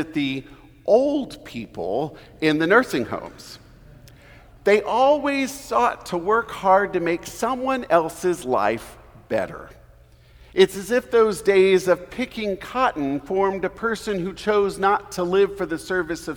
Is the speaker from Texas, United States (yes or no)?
yes; Houston, Texas, United States; moved away; I am originally from Houston